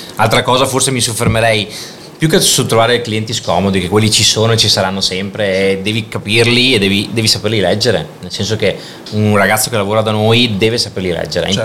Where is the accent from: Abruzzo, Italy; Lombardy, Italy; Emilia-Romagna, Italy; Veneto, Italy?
Veneto, Italy; Padua; also born or lived in Milan; sono nato qua a Padova con uh, le varie esperienze patavine